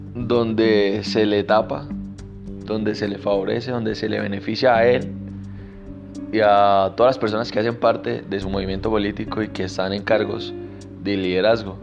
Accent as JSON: {"language": "Spanish", "country": "Colombia", "said": "mi país, en Colombia"}